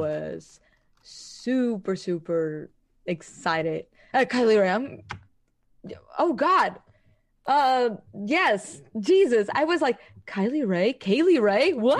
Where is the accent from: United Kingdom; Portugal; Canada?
Portugal; I am from Portugal